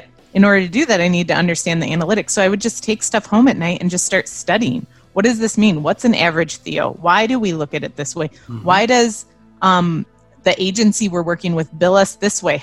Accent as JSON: {"language": "English", "town": "Byron", "region": "Illinois", "country": "United States", "tie": "born or raised there", "also_born_or_lived": "Las Vegas", "moved": "yes", "said": "I grew up in Byron, Illinois. It's near Rockford."}